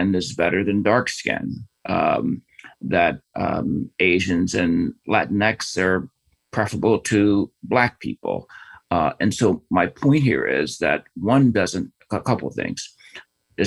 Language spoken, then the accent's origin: English; United States; I've grown up here